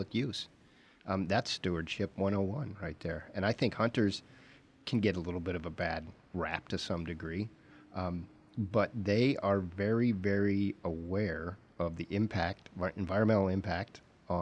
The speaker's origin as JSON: {"language": "English", "region": "Idaho", "country": "United States", "tie": "born or raised there", "also_born_or_lived": "Wyoming", "said": "growing up in Idaho and Wyoming"}